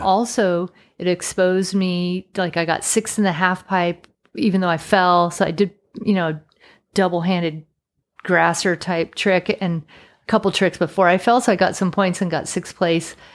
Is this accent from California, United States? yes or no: yes; Sacramento, California, United States; moved away; also born or lived in Utah; wanted to come back to Sacramento, where my hometown was, but not live in Sacramento